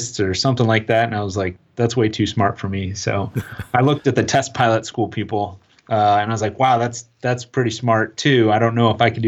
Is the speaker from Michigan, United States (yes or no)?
no; Tucson, Arizona, United States; I'm from Tucson, Arizona, and where we lived, there weren't a lot of city lights.